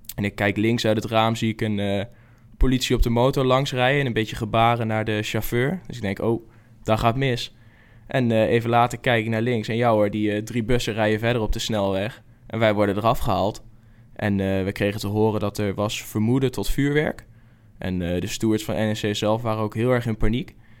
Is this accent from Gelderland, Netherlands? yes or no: yes; Zevenaar, Gelderland, Netherlands; Waar ik vandaan kom, dat is Zevenaar, is in principe Vitesse-gebied